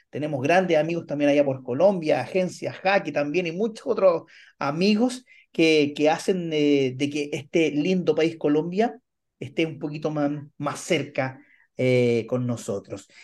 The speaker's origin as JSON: {"language": "Spanish", "region": "Antofagasta", "country": "Chile", "tie": "born or raised there", "said": "yo soy originario de Antofagasta"}